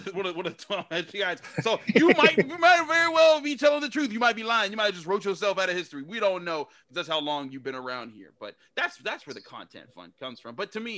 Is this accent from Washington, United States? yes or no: no; Pittsburgh, Pennsylvania, United States; that was what I grew up knowing in Pittsburgh was Steeler football.